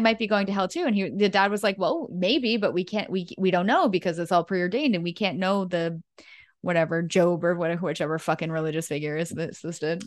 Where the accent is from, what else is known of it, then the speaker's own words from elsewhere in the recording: New England, United States; growing up in New England for me there were no wolves